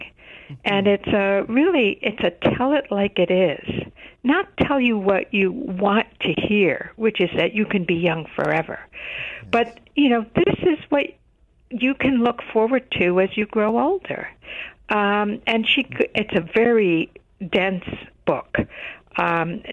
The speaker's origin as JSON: {"language": "English", "town": "Chicago", "region": "Illinois", "country": "United States", "tie": "born or raised there", "said": "I grew up in Chicago"}